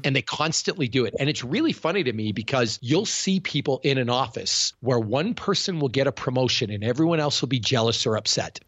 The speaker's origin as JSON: {"language": "English", "country": "Canada", "accent": "Canadian", "said": "I'm Canadian, I'm weird, I talk with an accent"}